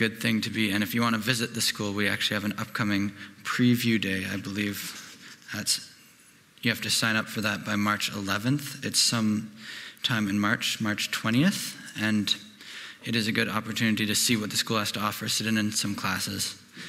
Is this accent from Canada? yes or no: yes; Cochrane, Alberta, Canada; I'm from Cochrane.